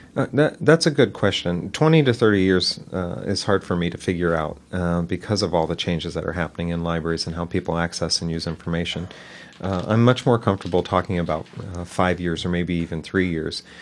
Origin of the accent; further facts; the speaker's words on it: Dayton, Ohio, United States; moved away as an adult; also born or lived in Detroit, Michigan; now in Newark, United States; I was born and raised in Dayton, Ohio